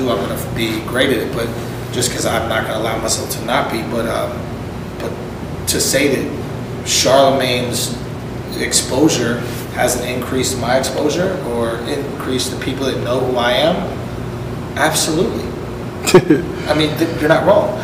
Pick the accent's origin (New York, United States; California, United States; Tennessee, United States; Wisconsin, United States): New York, United States; I grew up in New York in the fucking 90s